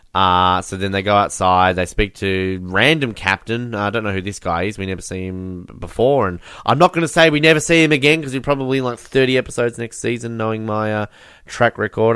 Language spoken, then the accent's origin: English; Australia; growing up as someone in Australia